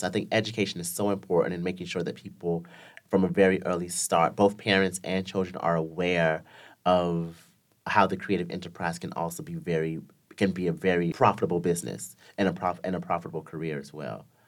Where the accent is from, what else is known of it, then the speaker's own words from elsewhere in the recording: the South, United States; I'm from the South in America